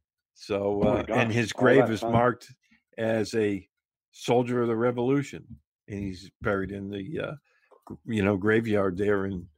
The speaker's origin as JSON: {"language": "English", "region": "Massachusetts", "country": "United States", "tie": "born or raised there", "said": "growing up in Massachusetts"}